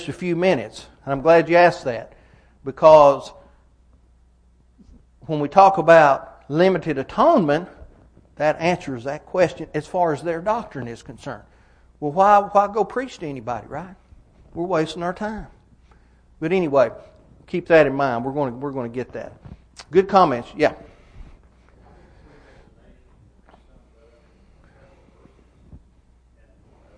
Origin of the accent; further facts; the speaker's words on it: Fentress County, Tennessee, United States; I grew up in Fentress County of Tennessee